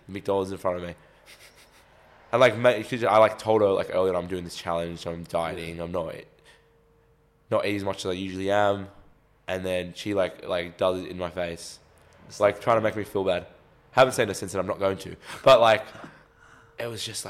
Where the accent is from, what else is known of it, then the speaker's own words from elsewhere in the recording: Australia; We're Australian.